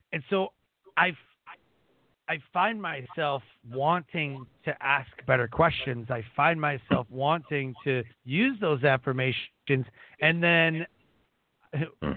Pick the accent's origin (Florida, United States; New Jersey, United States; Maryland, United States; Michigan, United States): Michigan, United States; Detroit; we grew up in Detroit, didn't really have a lot either